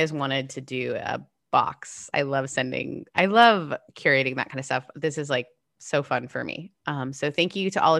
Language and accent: English; Canada; moved away; My house that I grew up in Canada was the coolest house